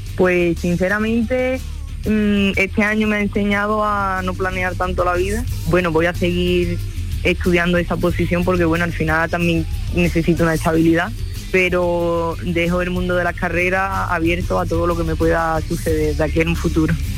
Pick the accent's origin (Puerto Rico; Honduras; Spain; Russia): Spain; Villamartín, Andalusia; en Villamartín, en mi pueblo